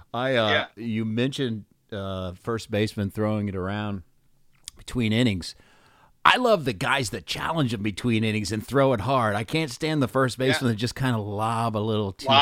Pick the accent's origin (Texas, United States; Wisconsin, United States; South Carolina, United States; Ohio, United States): Ohio, United States; Columbus; I grew up in Columbus